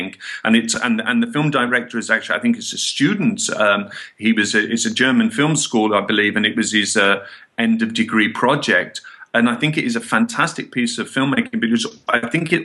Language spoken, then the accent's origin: English; Birmingham, West Midlands, United Kingdom; now in Barcelona, Spain; My family's Irish, but I was born and brought up in England, in Birmingham.